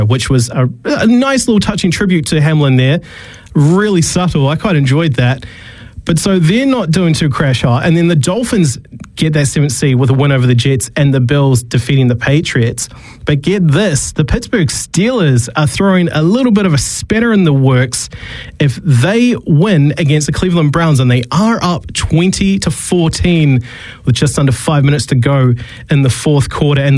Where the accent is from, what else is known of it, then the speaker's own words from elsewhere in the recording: New Zealand; moved away; also born or lived in Australia; being a Kiwi